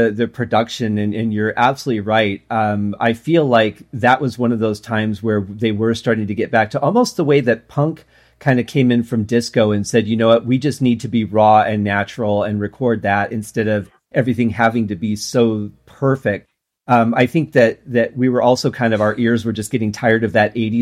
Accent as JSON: {"language": "English", "town": "Detroit", "region": "Michigan", "country": "United States", "tie": "born or raised there", "said": "I grew up in Detroit."}